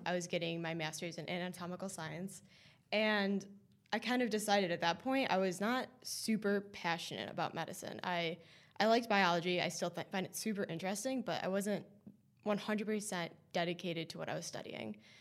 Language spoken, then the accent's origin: English; East Coast, United States; moved away as an adult; now in Boston, United States; I also knew I wanted to go back to the East Coast. I'm from the East Coast